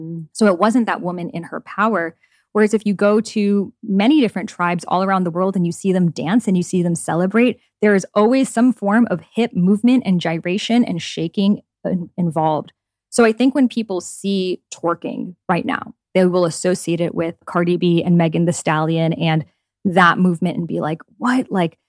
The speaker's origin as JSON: {"language": "English", "country": "Iran", "tie": "born or raised there", "said": "So like the culture I grew up in Iran, in Middle Eastern culture, like women aren't allowed to go outside without a headscarf."}